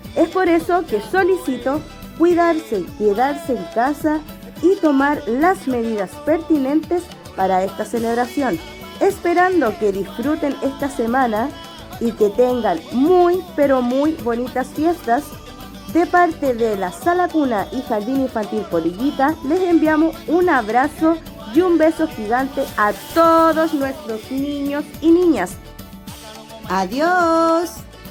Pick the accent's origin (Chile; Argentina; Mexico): Chile; nuestro país, de Chile